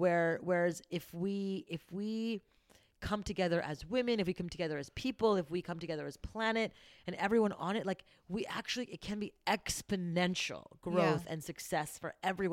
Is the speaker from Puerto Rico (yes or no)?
no; Montreal, Quebec, Canada; I grew up going to high school in Montreal